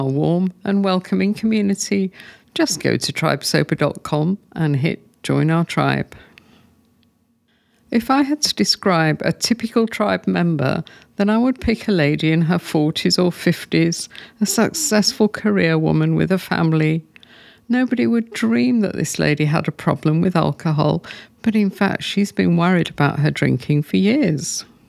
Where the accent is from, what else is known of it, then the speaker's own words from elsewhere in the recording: England, United Kingdom; moved away as an adult; because when I came here from England, I was much older. I was 50, but I was drinking a lot in those days.